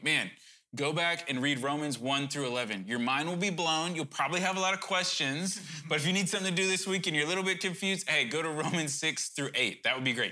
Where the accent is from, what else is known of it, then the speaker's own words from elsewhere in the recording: Cajun, Louisiana, United States; I'm probably Cajun